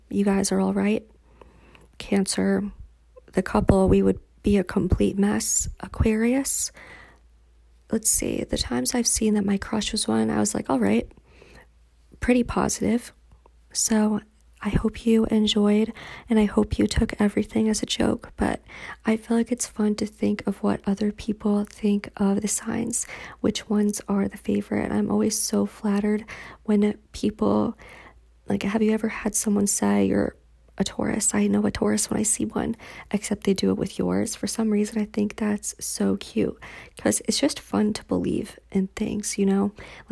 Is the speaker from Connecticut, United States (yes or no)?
yes; Cheshire, Connecticut, United States; now in Washington, DC, United States; I was born and lived in Cheshire, Connecticut, where everyone's really nice